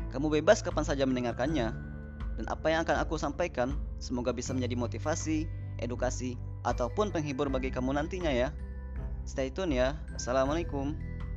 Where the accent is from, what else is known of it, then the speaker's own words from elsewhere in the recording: Padang, West Sumatra, Indonesia; Aku lahir di kota Padang 24 tahun yang lalu